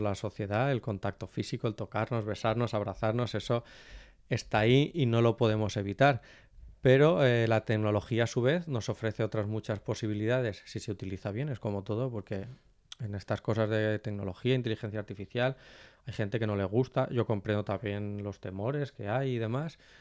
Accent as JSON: {"language": "Spanish", "region": "Valencian Community", "country": "Spain", "said": "como valenciano"}